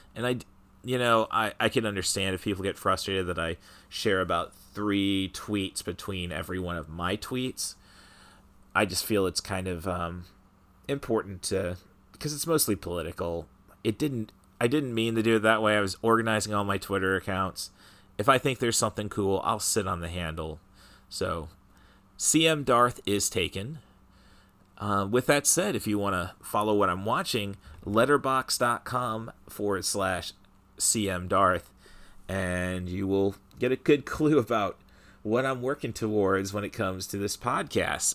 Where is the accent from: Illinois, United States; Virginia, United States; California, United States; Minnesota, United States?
Illinois, United States; Peoria; my hometown of Peoria